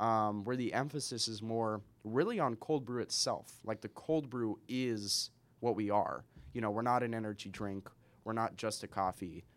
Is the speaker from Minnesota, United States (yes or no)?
no; Spokane, Washington, United States; also born or lived in Seattle; I'm from Spokane.